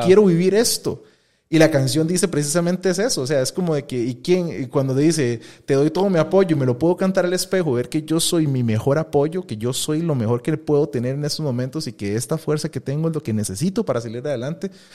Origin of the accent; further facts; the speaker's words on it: Costa Rica; soy tico